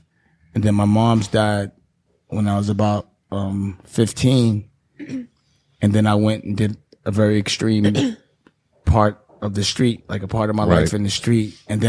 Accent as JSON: {"language": "English", "town": "New York City", "region": "New York", "country": "United States", "said": "I'm from Harlem."}